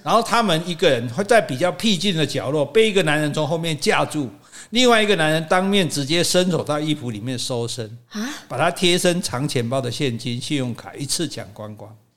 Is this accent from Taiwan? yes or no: yes; Taiwan; 我们是台湾人